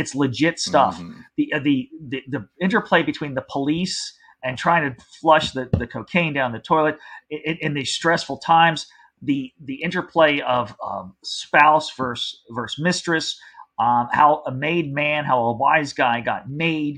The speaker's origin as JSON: {"language": "English", "region": "New Jersey", "country": "United States", "tie": "born or raised there", "said": "I grew up in New Jersey."}